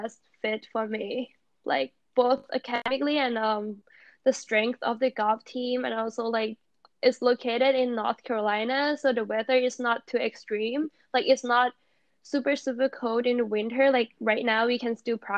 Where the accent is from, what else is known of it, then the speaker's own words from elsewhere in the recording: Thailand; now in United States; I came from Thailand